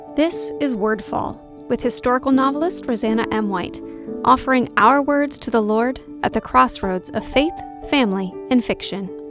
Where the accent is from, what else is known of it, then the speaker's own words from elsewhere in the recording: West Virginia, United States; Before I'm a West Virginian, before I'm an American